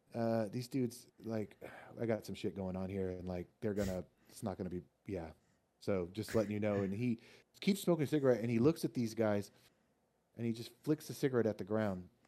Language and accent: English; Austin, Texas, United States; moved away; I'm from Texas originally. I'm from Austin, Texas. And so I grew up with Tex-Mex